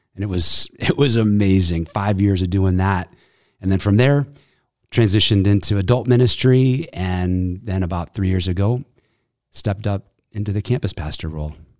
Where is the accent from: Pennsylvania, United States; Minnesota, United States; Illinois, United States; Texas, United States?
Illinois, United States; Evanston; also born or lived in Glenview / Chicago; Chicago. Really raised in Evanston.